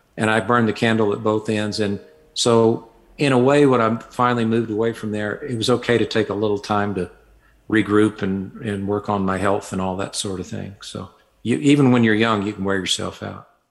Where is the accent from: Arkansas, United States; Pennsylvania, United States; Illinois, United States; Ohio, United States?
Arkansas, United States; Fayetteville; moved away as an adult; I was born in Fayetteville, Arkansas, grew up there, and lived there until I was about 24